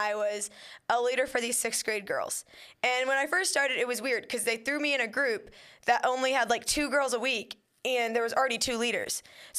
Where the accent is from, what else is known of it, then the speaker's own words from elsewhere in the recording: Woodburn, Indiana, United States; I'm from Woodburn, Indiana, but, like, it's around, like, the Fort Wayne area. Yep. It's the second smallest city in Indiana